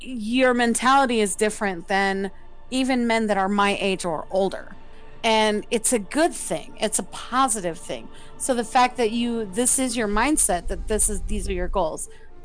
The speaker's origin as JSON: {"language": "English", "region": "the South", "country": "United States", "said": "I'm a female. I'm a minority, and I'm from the South."}